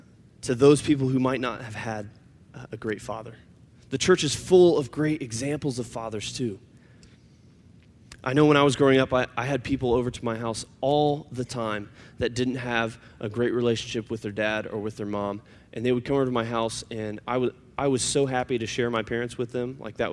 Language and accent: English; the South, United States; You see, I was raised in the South. And I know I don't have a Southern accent, so it seems kind of weird. But I was raised in the South.